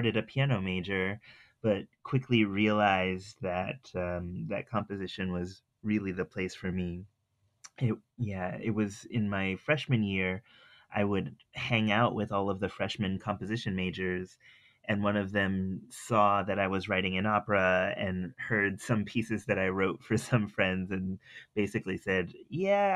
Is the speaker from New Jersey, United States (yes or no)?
no; Providence, Rhode Island, United States; I grew up in Providence, Rhode Island